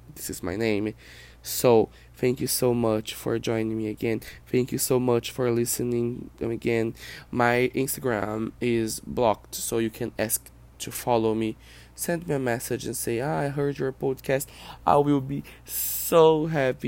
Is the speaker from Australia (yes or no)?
no; Brazil; first language Portuguese; English is a second language; I'm not an American. I'm not a native English speaker. I am Brazilian. I live in Brazil. I speak Portuguese.